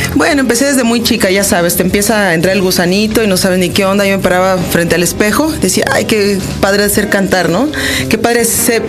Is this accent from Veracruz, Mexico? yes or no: yes; Coatzacoalcos, Veracruz, Mexico; also born or lived in Chihuahua, Mexico; originalmente soy de Chihuahua, nací en Chihuahua. Mis papás son norteños, pero crecí en Coatzacoalcos, Veracruz